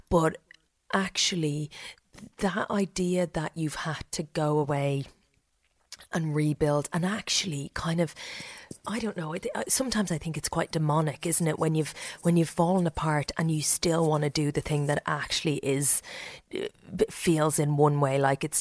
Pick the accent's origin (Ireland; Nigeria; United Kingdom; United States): Ireland; Leinster; grew up in Meath. I suddenly came.